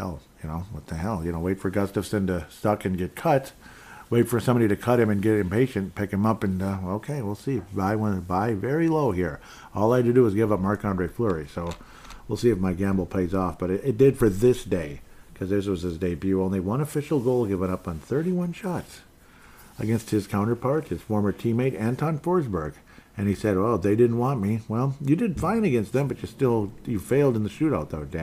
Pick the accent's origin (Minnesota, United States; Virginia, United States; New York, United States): Minnesota, United States; I'm from Minnesota